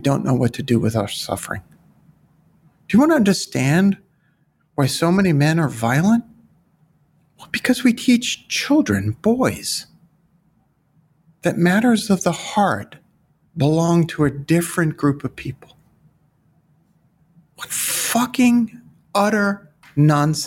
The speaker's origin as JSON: {"language": "English", "town": "New York City", "region": "New York", "country": "United States", "said": "I'm from Brooklyn"}